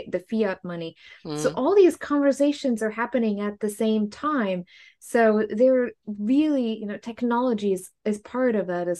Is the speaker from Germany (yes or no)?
yes; Germany; moved away; I grew up in Germany